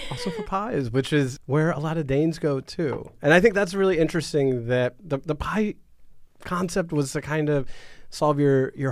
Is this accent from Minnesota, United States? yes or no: no; Wisconsin, United States; And, but uh, I'm from Wisconsin because nobody wants northern